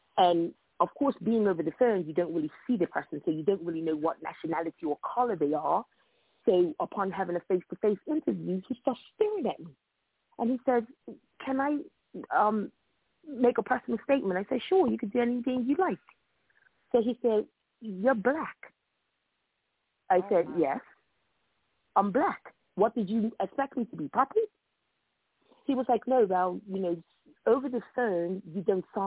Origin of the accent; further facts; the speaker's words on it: Bermuda; accent: Bermudian; moved away as an adult; now in Hartford, United States; I'm originally from Bermuda